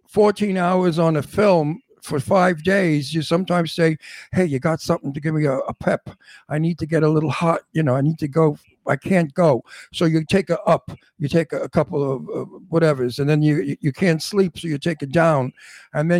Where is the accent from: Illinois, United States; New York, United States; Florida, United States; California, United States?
New York, United States; New York City; also born or lived in Astoria; I'm not from Italy. I'm from Brooklyn